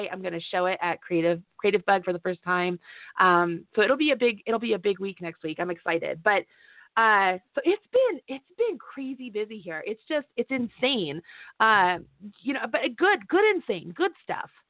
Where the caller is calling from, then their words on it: Kentucky, United States; I'm calling from Kentucky.